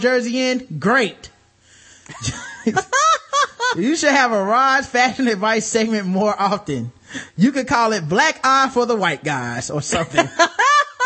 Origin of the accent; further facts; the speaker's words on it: North Carolina, United States; I'm from fucking North Carolina, from America, so I don't speak any of this language.